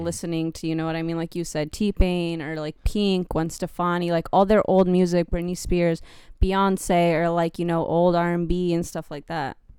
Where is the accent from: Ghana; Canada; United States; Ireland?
United States; California; moved away; I grew up in California